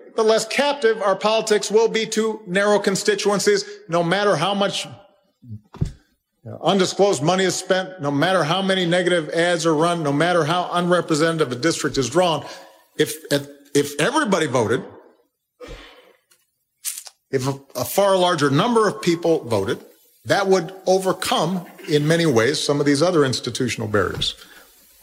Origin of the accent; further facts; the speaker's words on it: Illinois, United States; my home state